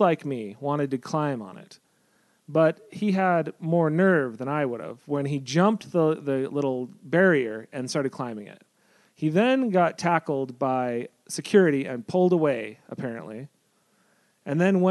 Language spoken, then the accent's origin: English; Salt Lake City, Utah, United States; moved away; also born or lived in San Diego; I'm from Salt Lake